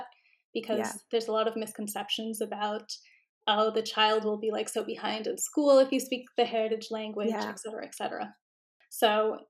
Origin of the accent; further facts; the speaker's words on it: Miami, Florida, United States; I grew up in Miami